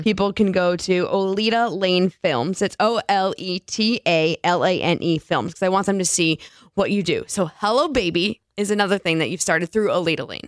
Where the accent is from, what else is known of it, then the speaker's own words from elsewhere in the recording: East Coast, United States; moved away; Growing up on the East Coast